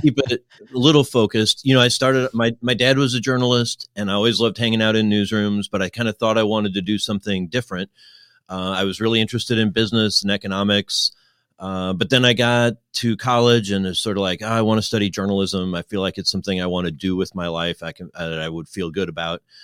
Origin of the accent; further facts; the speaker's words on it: Midwest, United States; moved away as an adult; also born or lived in Kentucky; as a Midwesterner